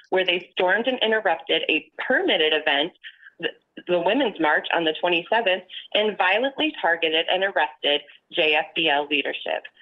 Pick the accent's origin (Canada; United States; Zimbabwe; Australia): United States; Grand Rapids, Michigan; I'm from Grand Rapids.